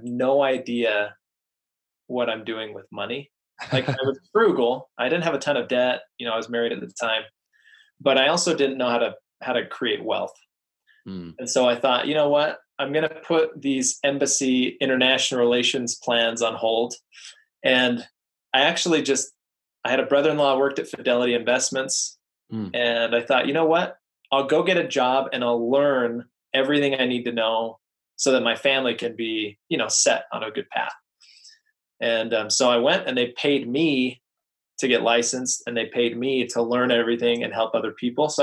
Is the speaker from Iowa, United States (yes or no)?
no; just outside of Salt Lake City, Utah, United States; mainly I grew up in Utah, just outside of Salt Lake City